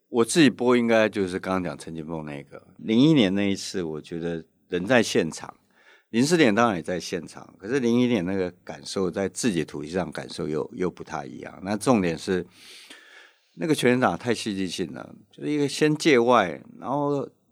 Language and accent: Chinese; Taiwan; 我们台湾人完全无感